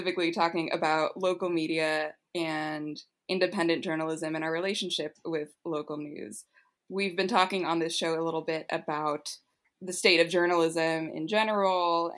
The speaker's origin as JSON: {"language": "English", "town": "Los Angeles", "region": "California", "country": "United States", "tie": "born or raised there", "said": "growing up in Los Angeles"}